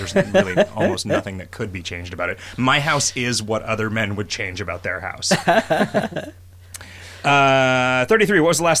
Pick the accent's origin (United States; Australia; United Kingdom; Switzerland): United Kingdom; If you mean in the lawn sense as a Brit, then yes.